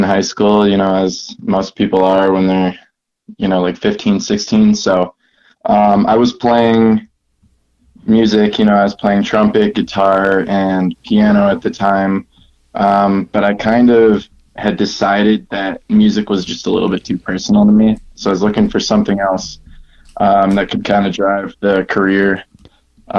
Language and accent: English; Milwaukee, Wisconsin, United States; now in Denver, United States; I'm from Milwaukee, Wisconsin. I'm now living in Denver.